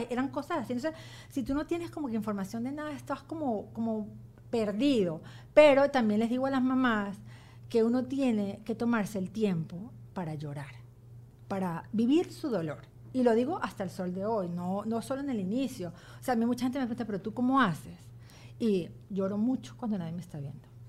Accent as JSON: {"language": "Spanish", "country": "Venezuela", "moved": "yes", "said": "yo tuve hasta que me vine de Venezuela"}